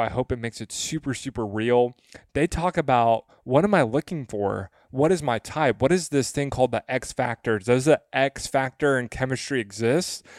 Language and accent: English; West Tennessee, United States; I'm from the South. I'm from West Tennessee. Uh, that's where I grew up.